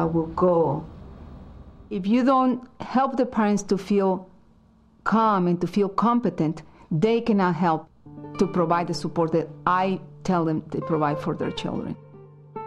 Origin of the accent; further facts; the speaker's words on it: Mexico; I was born in Mexico, a family of 10